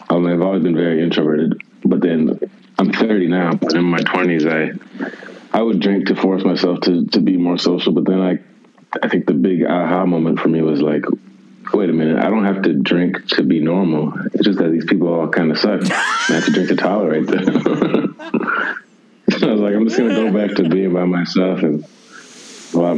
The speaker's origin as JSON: {"language": "English", "town": "Milwaukee", "region": "Wisconsin", "country": "United States", "tie": "born or raised there", "also_born_or_lived": "Houston, Texas", "moved": "as an adult", "lives_now": "Austin, United States"}